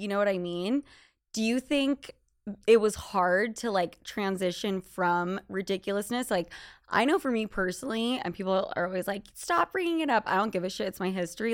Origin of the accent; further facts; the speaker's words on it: Utah, United States; moved away; also born or lived in Los Angeles / New York; in Utah, in high school, I was the most Spanish Latina girl